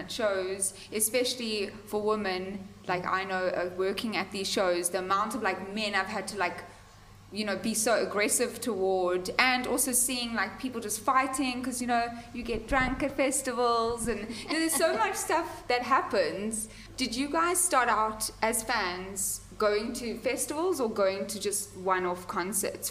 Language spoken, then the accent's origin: English; South Africa; I'm from South Africa